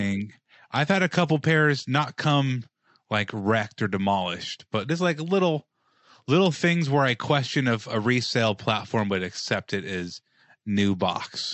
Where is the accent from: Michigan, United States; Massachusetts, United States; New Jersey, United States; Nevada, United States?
Nevada, United States; Las Vegas; I'm from Vegas